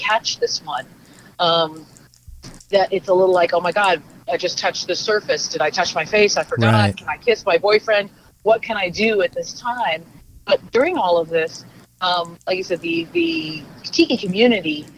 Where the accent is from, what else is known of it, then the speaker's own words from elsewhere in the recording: Southern California, United States; growing up in Southern California, as I did